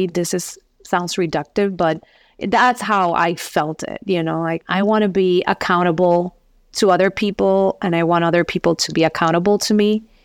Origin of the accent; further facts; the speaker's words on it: San Juan, Puerto Rico; moved away as an adult; also born or lived in Wisconsin; I was born in Puerto Rico, Rio Piedras, and lived there for my first 23 years of my life